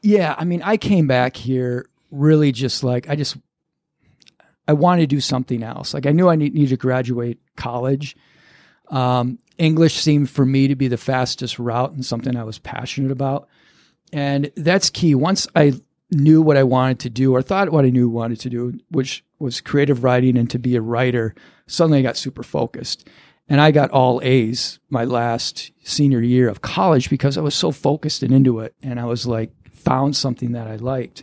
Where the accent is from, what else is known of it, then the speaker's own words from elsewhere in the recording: Lakeville, Minnesota, United States; moved away as an adult; now in New York, United States; Born and raised, grew up in Lakeville, Minnesota